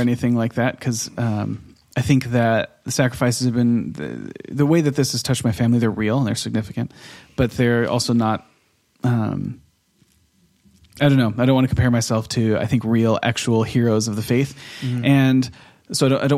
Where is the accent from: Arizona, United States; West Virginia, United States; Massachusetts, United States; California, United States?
California, United States; Temecula; moved away as an adult; now in Oslo, Norway; we grew up in Temecula